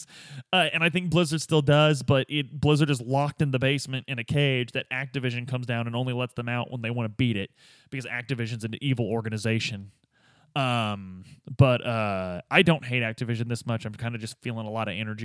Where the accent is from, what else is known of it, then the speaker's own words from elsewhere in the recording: Midwest, United States; growing up in the Midwest